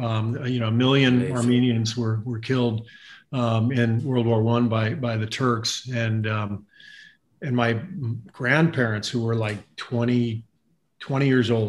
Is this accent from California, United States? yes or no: yes; Los Angeles, California, United States; also born or lived in Cairo, Egypt / France / Tunisia; So I grew up mostly in Los Angeles